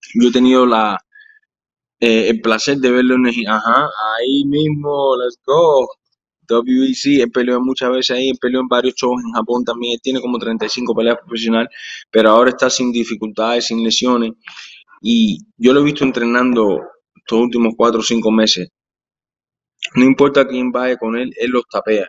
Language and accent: Spanish; Florida, United States; first language Spanish; yo soy de Florida y Florida me adora a mí